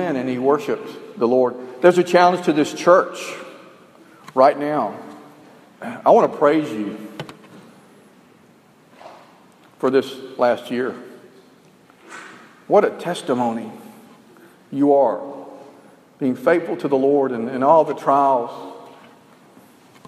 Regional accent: Alabama, United States; we were educated in the South and I don't think our maps really went that far in Alabama

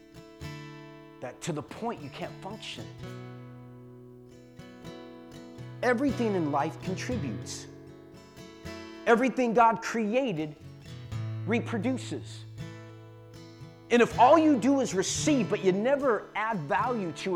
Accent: San Jose, California, United States; I was born and raised in San Jose

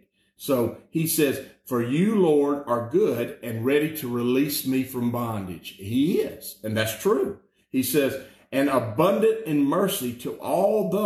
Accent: Alabama, United States; I'm just from Alabama

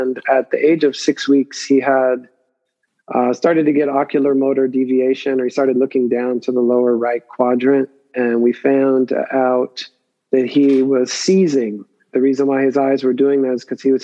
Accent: Pittsburgh, Pennsylvania, United States; also born or lived in Benicia, California / San Diego, California; now in Oakland, United States; I come from Pittsburgh, Pennsylvania. So the Bay was new to me in 85

